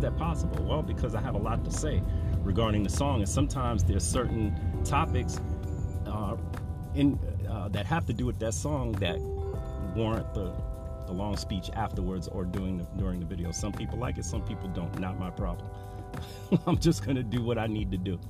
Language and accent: English; New York City, New York, United States; I'm from New York, from the Bronx, born in 1967